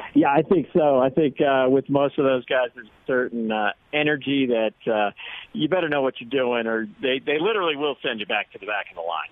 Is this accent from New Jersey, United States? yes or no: yes; New Jersey, United States; accent: East Coast; now in Colorado, United States; originally from New Jersey